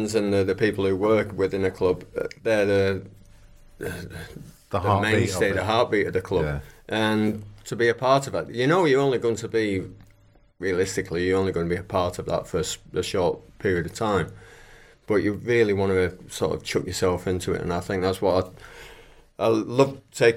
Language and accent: English; Manchester, North West England, United Kingdom; I'm a Manchester lad